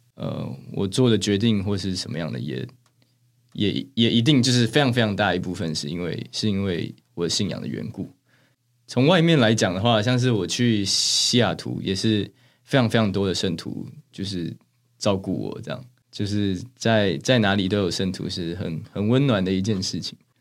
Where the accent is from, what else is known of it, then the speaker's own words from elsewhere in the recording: Taiwan; first language Chinese and English; moved away as an adult; now in Seattle, United States; 因为我在台湾的时候，就是理科的成绩没有那么好